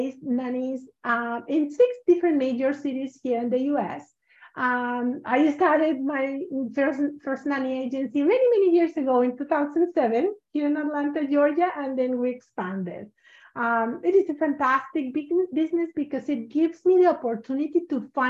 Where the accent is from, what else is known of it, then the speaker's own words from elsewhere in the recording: Mexico; moved away as an adult; now in United States; when I moved here to the US, because I'm from Mexico originally, when I moved here to the US